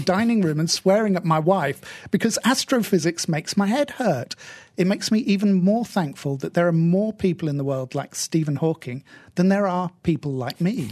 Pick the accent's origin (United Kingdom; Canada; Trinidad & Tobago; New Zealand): United Kingdom; I'm stereotypically British